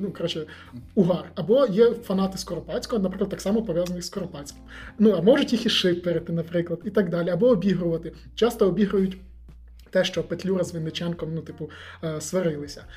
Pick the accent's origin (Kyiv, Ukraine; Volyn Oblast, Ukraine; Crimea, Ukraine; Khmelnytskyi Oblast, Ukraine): Volyn Oblast, Ukraine; Я сам з Волині